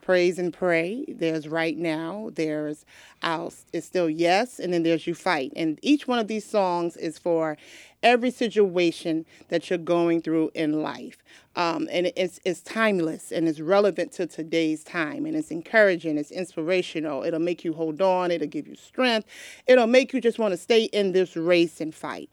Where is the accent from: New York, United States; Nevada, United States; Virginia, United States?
New York, United States; now in Delaware, United States; I was born and raised in New York